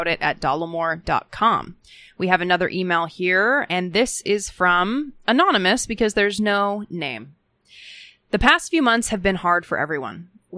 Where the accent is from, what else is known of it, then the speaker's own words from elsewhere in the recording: Minnesota, United States; Parenthetically, I grew up in Hennepin County.